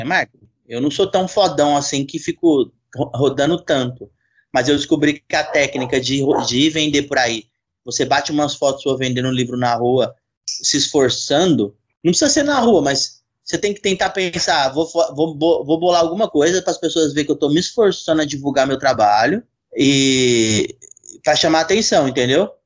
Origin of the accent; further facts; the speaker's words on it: São Paulo, Brazil; now in Jundiaí, Brazil; Hoje eu moro em Jundiaí, mas sou de São Paulo.